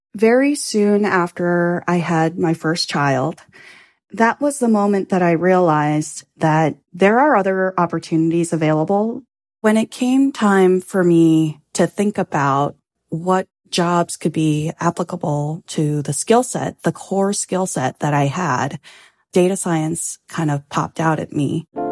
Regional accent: Los Angeles, California, United States; now in Longmeadow, Massachusetts, United States; I grew up in Los Angeles, going to the beach

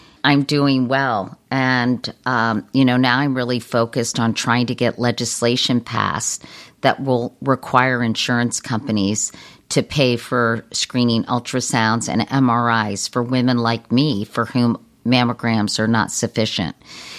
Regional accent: Virginia, United States; We did on our kitchen table growing up in Virginia.

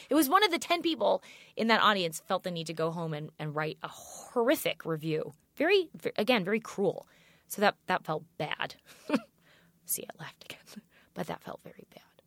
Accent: St. Louis, Missouri, United States; moved away as an adult; also born or lived in New York; I grew up in St. Louis

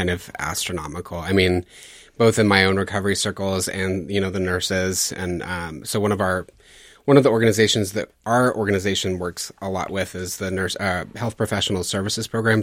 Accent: Louisiana, United States; I grew up deep south in Louisiana.

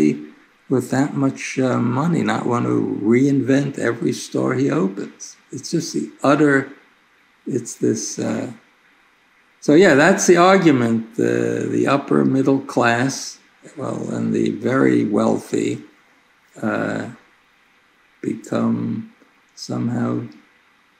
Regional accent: New York City, New York, United States; I grew up in Brooklyn

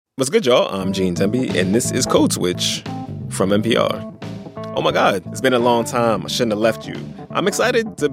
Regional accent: Philadelphia, Pennsylvania, United States; as a Philadelphian

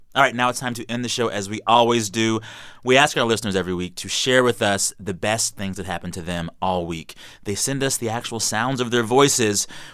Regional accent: Texas, United States; my home state of Texas

